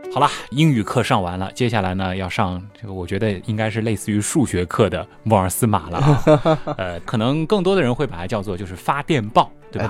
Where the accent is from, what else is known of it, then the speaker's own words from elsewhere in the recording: Shanghai, China; accent: Shanghainese; 我们上海话啊，这个方言里面，王和黄直接是一个音